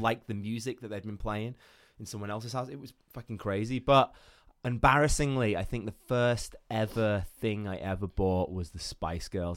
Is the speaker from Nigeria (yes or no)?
no; Iran; moved away; I grew up in Iran